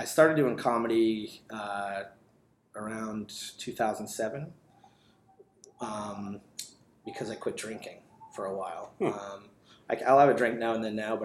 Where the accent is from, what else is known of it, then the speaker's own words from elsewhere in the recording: Attleboro, Massachusetts, United States; also born or lived in New York; I grew up in Attleboro, lived here most of my life